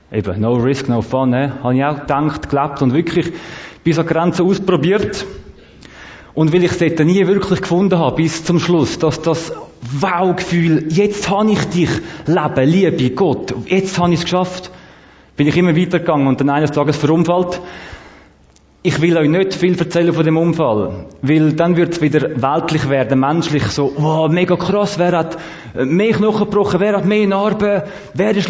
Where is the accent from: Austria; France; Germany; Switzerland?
Switzerland; Zurich; Erstens, ich habe nicht so viel Zeit und zweitens, ich bin aus Zürich.